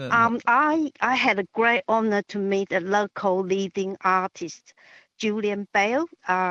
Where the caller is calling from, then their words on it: Sheffield, Tasmania, Australia; here. I'm calling from Sheffield in Tasmania.